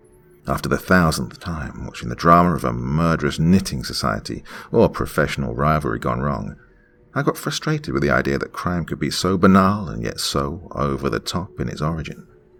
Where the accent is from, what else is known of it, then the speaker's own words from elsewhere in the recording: Mount Lebanon, Pennsylvania, United States; I grew up in Mount Lebanon, an affluent suburb south of the Pittsburgh metro area, and my family was decidedly affluent, even by those lofty standards.